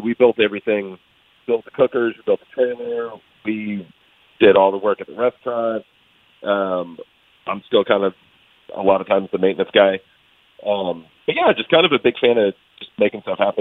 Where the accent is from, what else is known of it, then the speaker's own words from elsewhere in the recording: Texas, United States; I'm a Texan